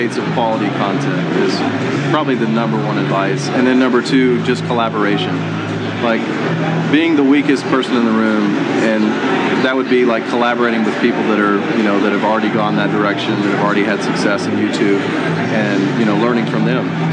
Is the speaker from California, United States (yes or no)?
no; Greensboro, North Carolina, United States; I'm born and raised in Greensboro